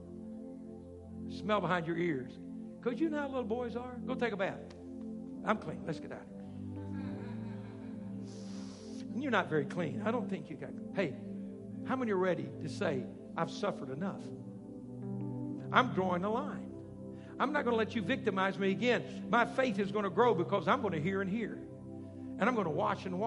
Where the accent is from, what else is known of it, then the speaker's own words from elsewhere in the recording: South Arkansas, United States; I grew up down in South Arkansas, and we're not far from Cajun land.